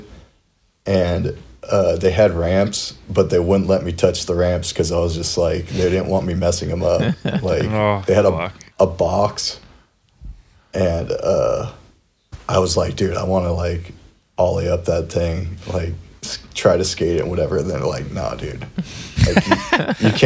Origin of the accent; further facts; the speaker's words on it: Monrovia, California, United States; also born or lived in Rosemead / Glendora; I grew up like Monrovia